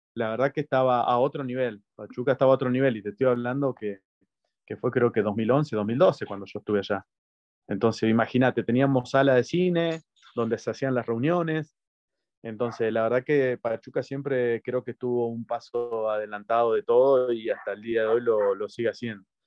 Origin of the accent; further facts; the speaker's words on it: Argentina; also born or lived in Mexico; en Argentina, en, mi país